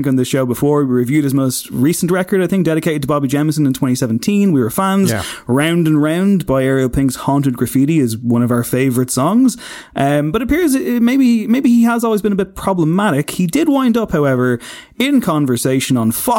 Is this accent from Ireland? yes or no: yes; Drogheda, Leinster, Ireland; I'm from Drogheda